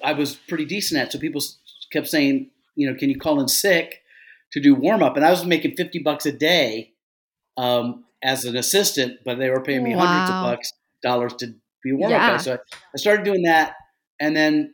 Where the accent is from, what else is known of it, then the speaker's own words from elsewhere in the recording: South Carolina, United States; moved away; when I was raised in South Carolina